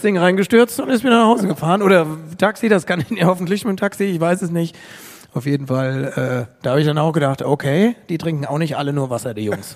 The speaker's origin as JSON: {"language": "German", "town": "Bad Kreuznach", "region": "Rhineland-Palatinate", "country": "Germany", "tie": "born or raised there", "moved": "yes", "said": "es ein Stück weit meine Heimat ist. Also von Frankfurt, Bad Kreuznach ist eine Dreiviertelstunde"}